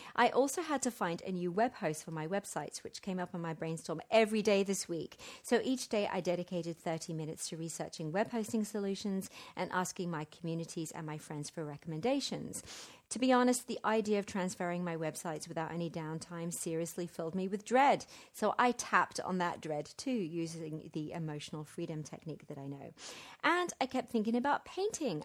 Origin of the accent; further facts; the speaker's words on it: London, United Kingdom; now in Central America; I'm staying in my hometown of Wimbledon